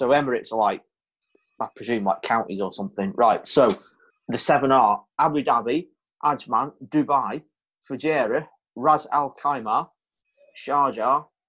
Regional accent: United Kingdom; we're British citizens.

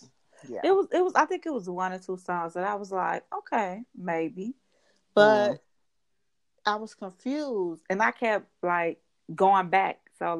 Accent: New York City, New York, United States; I'm from New York and this is how we talk.

